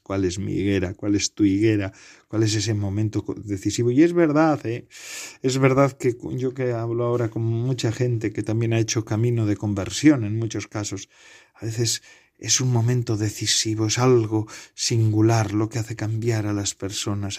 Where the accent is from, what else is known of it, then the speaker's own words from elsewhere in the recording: Bedarona, Ea, Basque Country, Spain; yo también tengo una ermita en honor al San Bartolomé en mi pueblo natal, en Bedarona, Enea